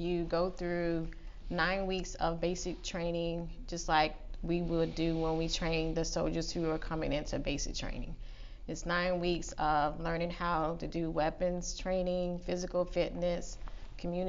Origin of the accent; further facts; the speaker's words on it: Florence, South Carolina, United States; I'm from Florence, South Carolina.